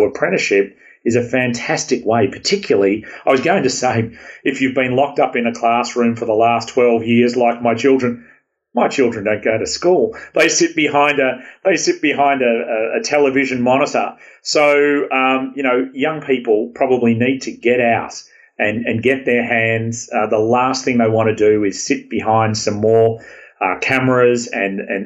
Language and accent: English; Australia; accent: Aussie; now in California, United States; my Aussie accent